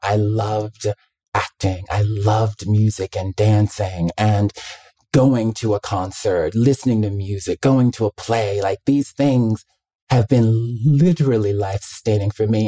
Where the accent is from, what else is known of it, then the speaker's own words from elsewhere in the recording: Mobile, Alabama, United States; also born or lived in Birmingham, Alabama; I'm from Mobile, Alabama, the deep South